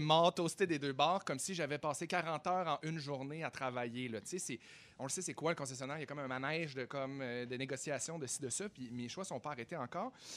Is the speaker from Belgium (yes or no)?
no; Chicoutimi, Quebec, Canada; moved away; moi, je viens de Chicoutimi.